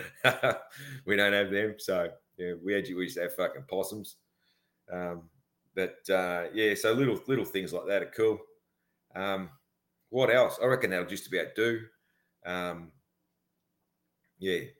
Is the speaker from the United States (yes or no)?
no; Australia; being an Aussie